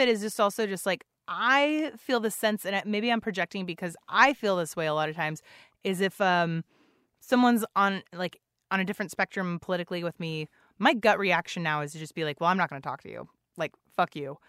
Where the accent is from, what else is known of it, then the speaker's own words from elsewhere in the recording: San Antonio, Texas, United States; now in Seattle, United States; I grew up in San Antonio